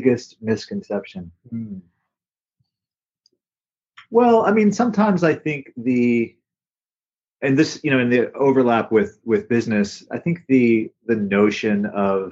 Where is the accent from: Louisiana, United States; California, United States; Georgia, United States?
Georgia, United States; Atlanta; moved away as an adult; also born or lived in Virginia / Missoula, Montana; now in Hawaii, United States; I grew up in Atlanta, Georgia